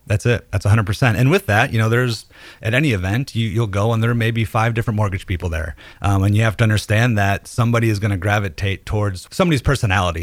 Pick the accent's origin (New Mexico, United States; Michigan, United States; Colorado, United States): Michigan, United States; Detroit; moved away as an adult; also born or lived in Nashville, Tennessee; now in Hendersonville, United States; I'm originally from Detroit, moved to Nashville in 07